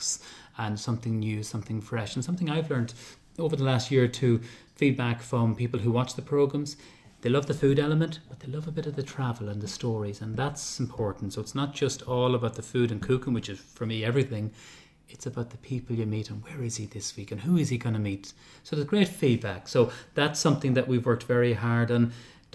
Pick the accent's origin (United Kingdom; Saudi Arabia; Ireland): Ireland; as Irish people